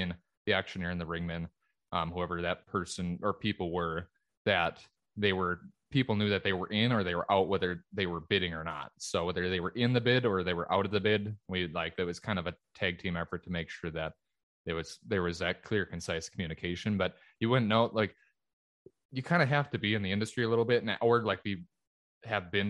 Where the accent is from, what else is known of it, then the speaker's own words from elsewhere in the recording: Minnesota, United States; here in the States and in my home state of Minnesota